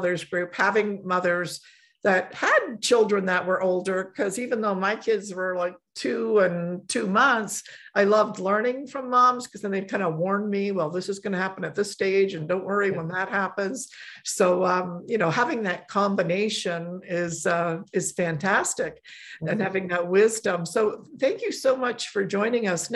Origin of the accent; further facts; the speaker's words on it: Poland; moved away; I was born in Poland and raised in a Catholic family